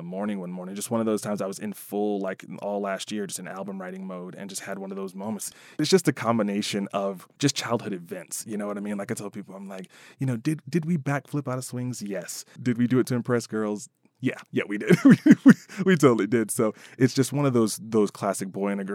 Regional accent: Chicago, Illinois, United States; elementary school in south of Chicago.

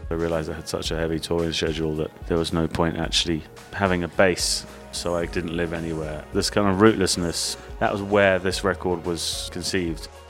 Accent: United Kingdom; now in Los Angeles, United States; as a British person

